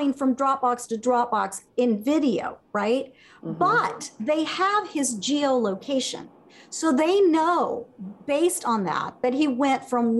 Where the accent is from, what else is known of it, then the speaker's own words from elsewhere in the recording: Venezuela; now in United States; I'm from Venezuela. I have family still